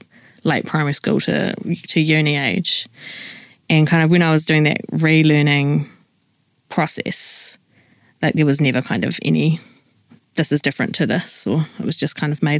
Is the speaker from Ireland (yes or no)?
no; New Zealand; now in Wellington, New Zealand; I grew up in the North Island, away from our whenua, but I grew up under Kurawai Aroha from Tūwhare Toa and Te Aroa and other iwi from around